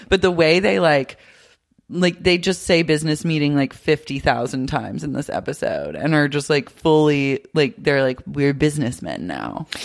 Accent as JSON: {"language": "English", "town": "Oklahoma City", "region": "Oklahoma", "country": "United States", "tie": "born or raised there", "moved": "yes", "lives_now": "Los Angeles, United States", "said": "growing up in Oklahoma City"}